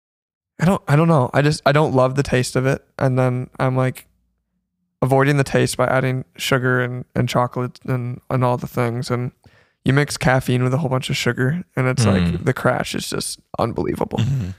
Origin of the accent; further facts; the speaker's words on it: Zeeland, Michigan, United States; also born or lived in Holland, Michigan; So born and raised in Holland, Michigan, more specifically Zeeland, and then moved to Holland about 4 years ago.